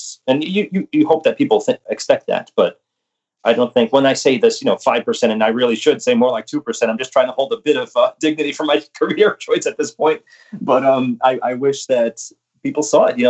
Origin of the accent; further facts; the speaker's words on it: Long Island, New York, United States; I grew up on Long Island